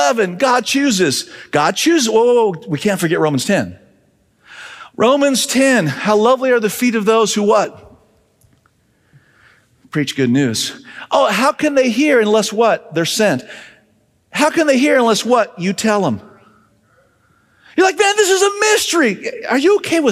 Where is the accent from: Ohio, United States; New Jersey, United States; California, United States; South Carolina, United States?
California, United States; Southern; As a high schooler, growing up in Southern California in a non-religious home